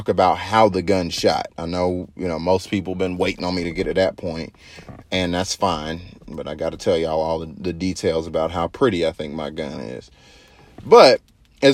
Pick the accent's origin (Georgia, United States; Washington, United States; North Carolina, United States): Georgia, United States; I'm from Georgia